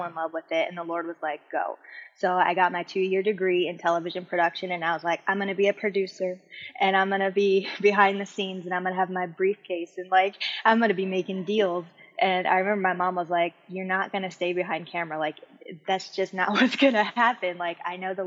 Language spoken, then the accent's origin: English; Hawaii, United States; I'm from Hawaii. I forgot to say that. So I lived in Hawaii